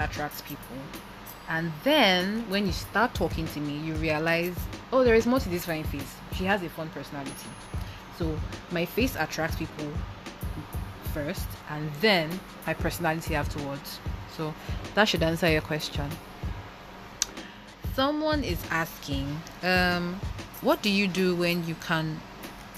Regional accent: Lagos, Nigeria; also born or lived in eastern Nigeria; I grew up in Lagos

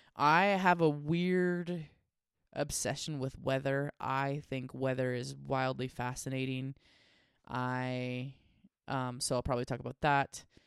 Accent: Washington, United States; I grew up in Washington State

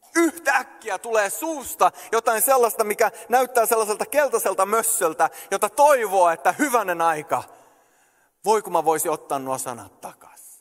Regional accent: Sweden; moved away as an adult; also born or lived in Canada; mä oon syntynyt ja kasvanut Ruotsissa

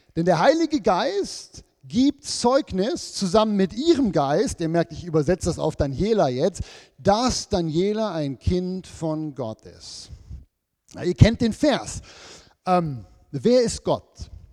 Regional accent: Switzerland; wir sind ja als Schweizer oder Leute im Westen

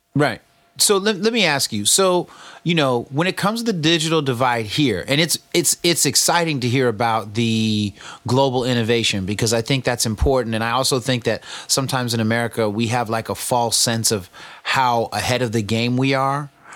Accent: the Bay Area, California, United States; I'm from the Bay and I'm black

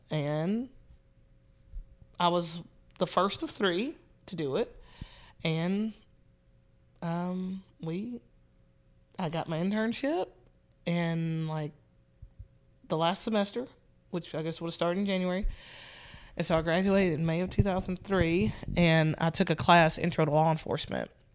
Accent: Nashville, Tennessee, United States; I'm from Nashville, Tennessee, born and raised.

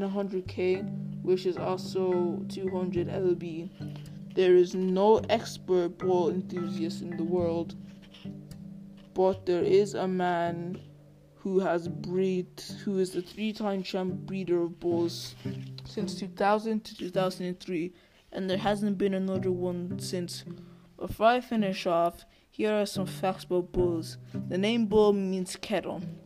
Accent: Ireland; I'm from Ireland

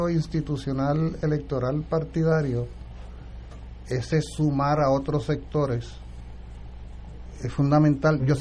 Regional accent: Arecibo, Puerto Rico; yo voy a Arecibo, yo soy oriundo

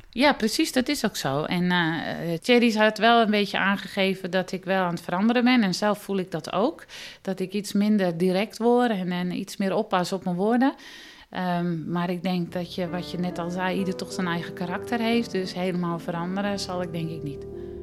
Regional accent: Netherlands; moved away as an adult; now in France; Als echte Nederlander

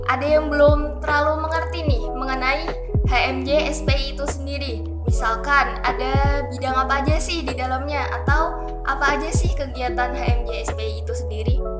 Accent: Semarang, Central Java, Indonesia; moved away; aku tuh asalnya dari Semarang Jawa Tengah jadi banyak yang manggil aku mbak bukan teteh

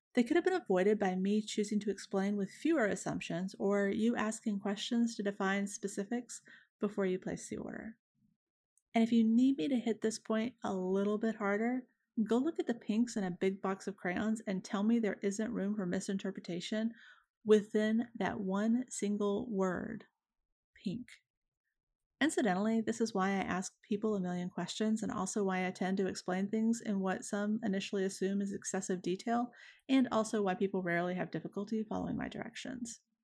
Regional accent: Deep South, United States; I am from the Deep South and was raised in large part by a woman who was raised here in the early nineteen hundreds

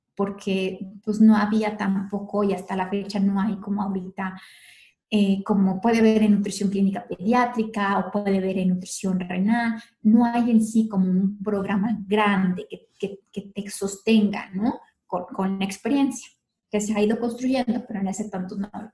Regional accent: León, Guanajuato, Mexico; moved away as an adult; now in Mexico City, Mexico; yo soy originaria de León, Guanajuato y allí estudié en la universidad

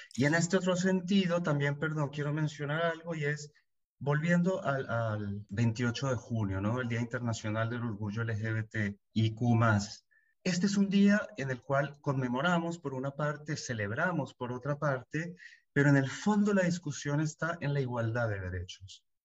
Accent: Colombia; moved away as an adult; now in Buenos Aires, Argentina; colombiano, viviendo hace 15 años en Buenos Aires, Argentina

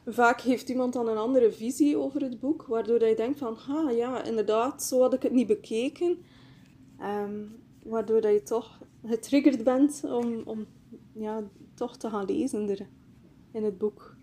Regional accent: Bruges, Flanders, Belgium; Ik kom uit Brugge, België

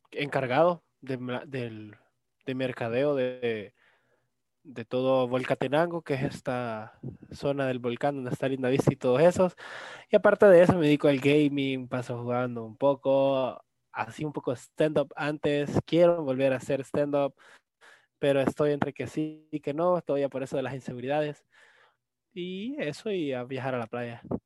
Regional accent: El Salvador; mis papás son full salvadoreños

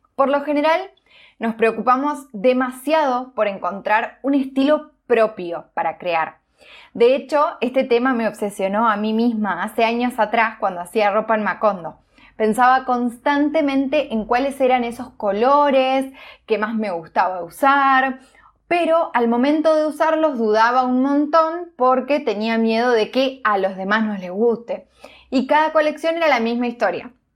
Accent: Villa Elisa, Entre Ríos, Argentina; moved away; volví a mi ciudad natal, a Villeliza, en Entre Ríos

